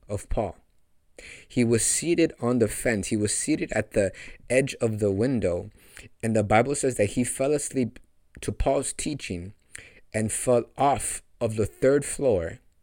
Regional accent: Los Angeles, California, United States; Hollywood, which is my hometown, the land that I'm called

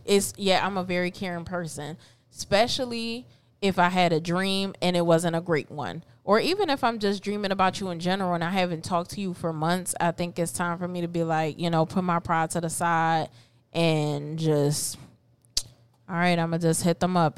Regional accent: Philadelphia, Pennsylvania, United States; also born or lived in Puerto Rico; So I've been raised in North, N O R F

